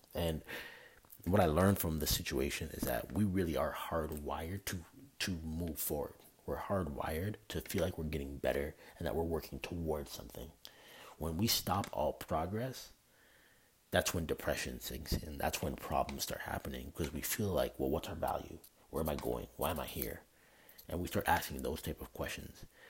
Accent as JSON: {"language": "English", "country": "Canada", "moved": "yes", "said": "I'm from Canada. Like I don't live anywhere near where I'm from"}